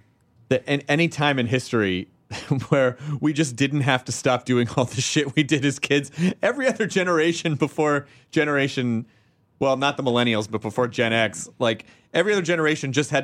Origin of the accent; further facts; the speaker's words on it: Tennessee, United States; I'm from Tennessee.